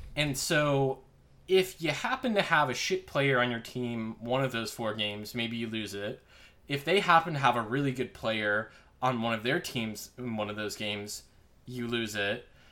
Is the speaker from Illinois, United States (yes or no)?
yes; Crystal Lake, Illinois, United States; I grew up in Crystal Lake